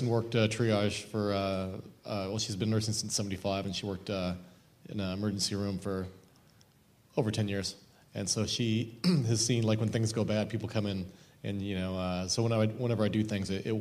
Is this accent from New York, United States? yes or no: no; Oregon, United States; I grew up in Oregon